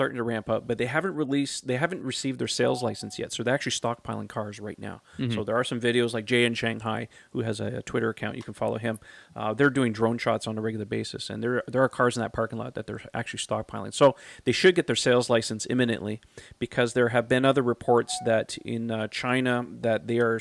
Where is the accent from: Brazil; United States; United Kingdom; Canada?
Canada; as a Canadian